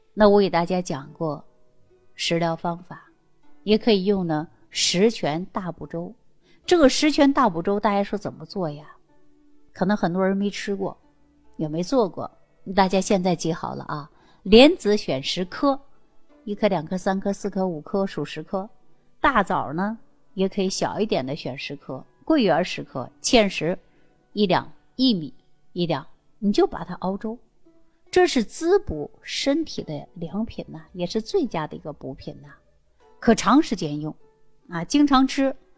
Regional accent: China; 我们中国人的皮肤呢，大部分呢都是有点偏黄

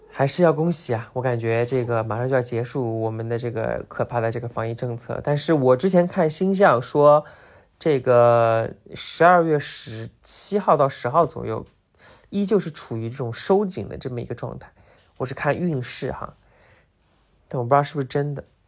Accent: Zhejiang, China; 因为我是浙江人嘛，然后生活在杭州

